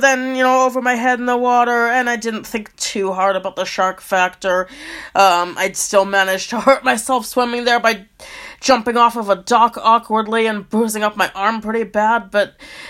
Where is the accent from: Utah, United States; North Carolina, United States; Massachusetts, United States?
Massachusetts, United States; I'm from Massachusetts